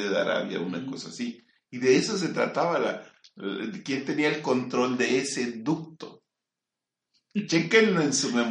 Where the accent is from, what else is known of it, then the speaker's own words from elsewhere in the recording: Mexico; somos mexicanos nosotros, tú no.